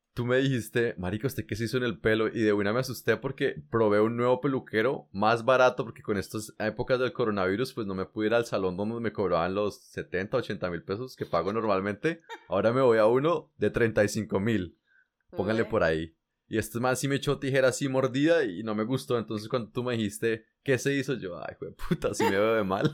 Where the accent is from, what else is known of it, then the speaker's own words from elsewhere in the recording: Colombia; moved away; yo hace muchos años me fui de Colombia